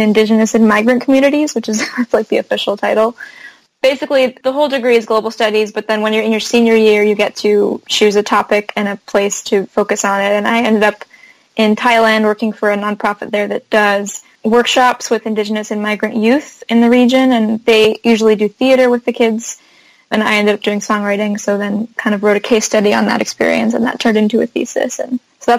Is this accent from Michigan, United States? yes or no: no; Davis, California, United States; moved away as an adult; also born or lived in Santa Cruz, California / Hangzhou, China; now in Brooklyn, United States; I'm from Davis, California, which is home of UC Davis, college town near Sacramento.